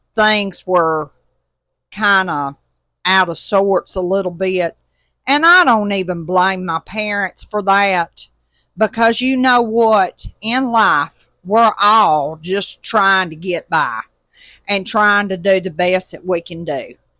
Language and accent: English; Tuscaloosa, Alabama, United States; now in Mississippi Gulf Coast, United States; I'm originally from Tuscaloosa, Alabama, and we live on the Mississippi Gulf Coast